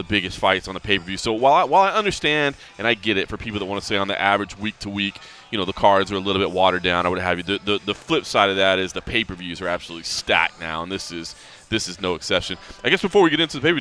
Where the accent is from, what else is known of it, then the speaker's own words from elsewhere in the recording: Dallas, Texas, United States; I'm born and raised in Dallas